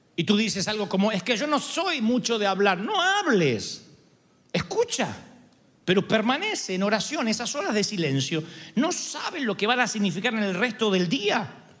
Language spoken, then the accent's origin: Spanish; Argentina; soy argentino